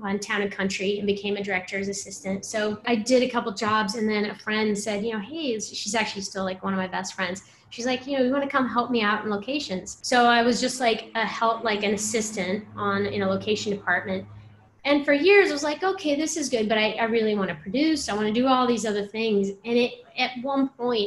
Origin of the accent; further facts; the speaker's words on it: Colorado, United States; I grew up in Colorado